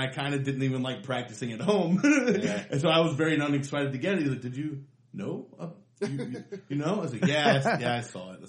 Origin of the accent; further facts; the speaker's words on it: Sarasota, Florida, United States; I grew up in Florida. I'm white trash.